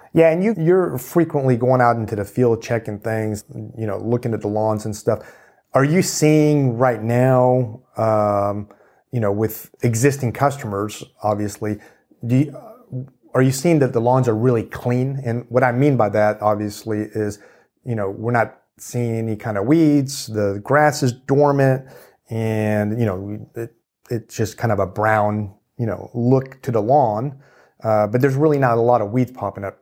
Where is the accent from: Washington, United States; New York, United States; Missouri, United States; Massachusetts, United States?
Missouri, United States; Kansas City; now in Texas, United States; I grew up in Kansas City